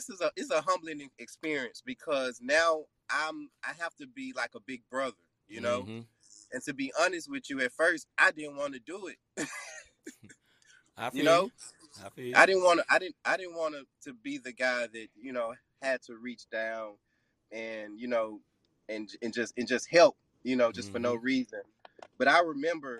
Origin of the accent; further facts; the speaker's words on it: Memphis, Tennessee, United States; I'm from Memphis